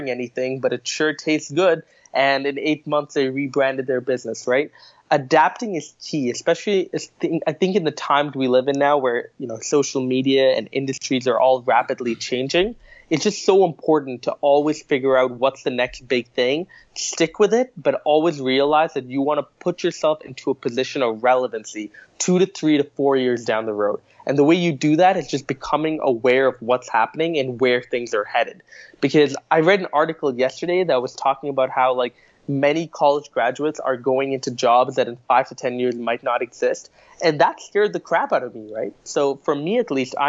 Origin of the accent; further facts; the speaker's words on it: Singapore; now in Canada; I was born in Singapore in a cutthroat environment, a competitive environment